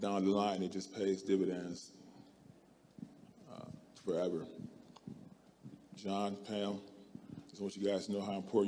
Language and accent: English; Akron, Ohio, United States; moved away as an adult; also born or lived in Kansas; I'm from Akron, Ohio